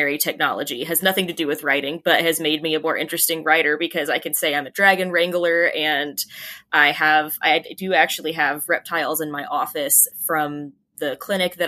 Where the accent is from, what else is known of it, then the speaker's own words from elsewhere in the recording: Georgia, United States; Mason Mill Road is the road I grew up on in Georgia